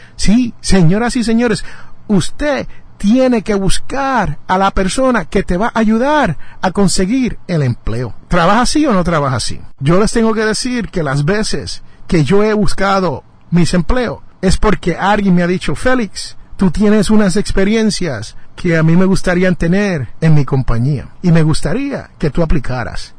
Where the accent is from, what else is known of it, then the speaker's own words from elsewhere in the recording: Jersey City, New Jersey, United States; el barrio mío es Jersey City, New Jersey. Yo nací en Jersey City y yo le llamo mi barrio